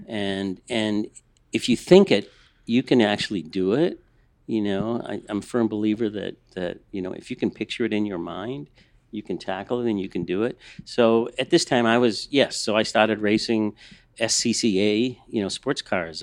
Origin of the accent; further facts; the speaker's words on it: Boston, Massachusetts, United States; moved away as an adult; now in Los Angeles, United States; I'm from the East Coast. I'm a Boston kid